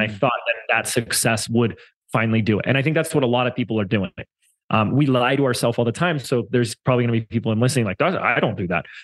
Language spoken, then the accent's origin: English; Laguna Beach, California, United States; moved away as an adult; We have a core team that come in an office every day in, in my hometown of Laguna Beach um, before I moved